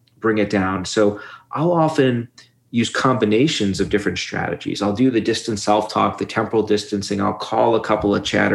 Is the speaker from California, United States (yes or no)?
no; New York City, New York, United States; where I grew up in Brooklyn